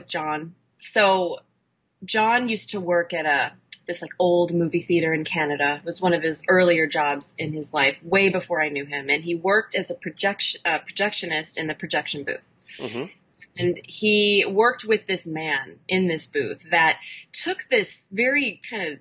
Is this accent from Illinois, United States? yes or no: yes; Chicago, Illinois, United States; now in Los Angeles, United States; I'm from Chicago. Mm-hmm. And I currently live in Los Angeles